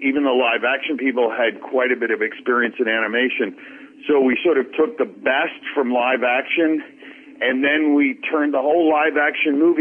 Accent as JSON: {"language": "English", "region": "New York", "country": "United States", "tie": "born or raised there", "also_born_or_lived": "Boston, Massachusetts", "said": "I was born in New York"}